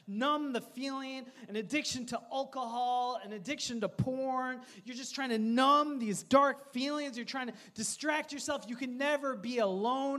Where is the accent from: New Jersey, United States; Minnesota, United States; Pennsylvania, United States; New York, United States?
Minnesota, United States; Coon Rapids; I grew up in Coon Rapids, Minnesota